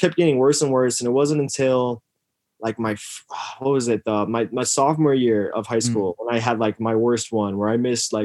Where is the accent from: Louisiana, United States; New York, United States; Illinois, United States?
Illinois, United States; Yorkville; I grew up in Yorkville, Illinois